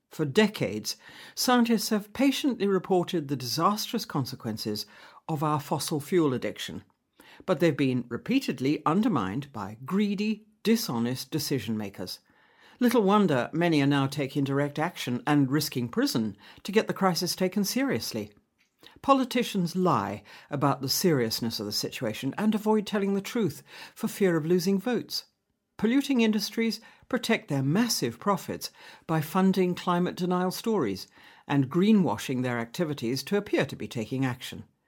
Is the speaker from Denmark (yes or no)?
no; Lulworth Cove, South West England, United Kingdom; I was born and brought up in Lulworth Cove